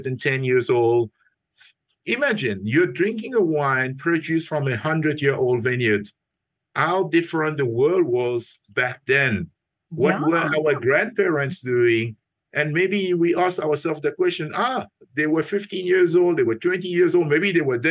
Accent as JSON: {"language": "English", "country": "Mauritius", "tie": "born or raised there", "moved": "yes", "said": "So my story started back in Mauritius. I'm originally from Mauritius. I was brought up in a family"}